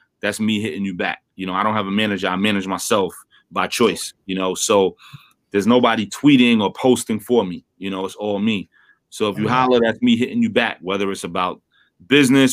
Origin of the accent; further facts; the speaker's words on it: New York City, New York, United States; I'm from Brooklyn